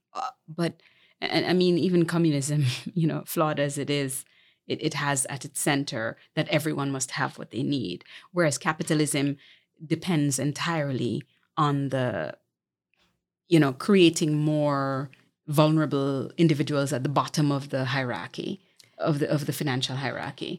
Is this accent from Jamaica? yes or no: yes; Jamaica; born or raised there; moved away as an adult; also born or lived in Montego Bay, Jamaica / Kingston, Jamaica / New York, United States